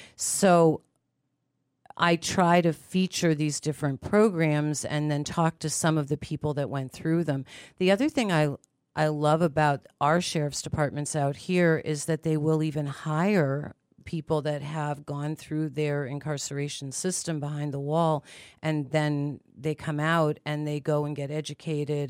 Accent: Pittsburgh, Pennsylvania, United States; moved away; I'm originally from Pittsburgh, Pennsylvania, and my grandmother would take me into the city for shopping days

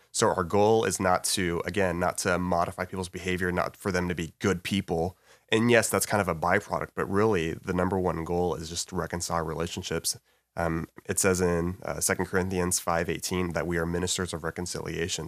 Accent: Alvin, Texas, United States; moved away as an adult; also born or lived in Waco, Texas; now in Dallas, United States; I grew up in Alvin

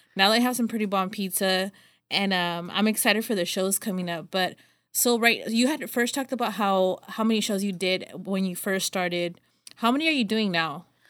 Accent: Los Banos, California, United States; I'm from here from Los Banos

